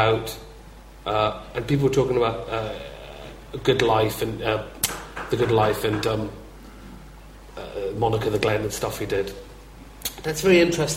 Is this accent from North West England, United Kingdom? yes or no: no; Glasgow, Scotland, United Kingdom; I'm a big lad and I'm from Glasgow